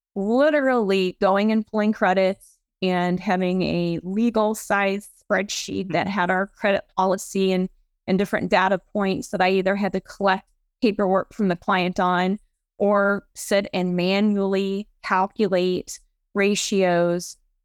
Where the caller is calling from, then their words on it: St. Louis, Missouri, United States; I am dialing in from beautiful St. Louis, Missouri.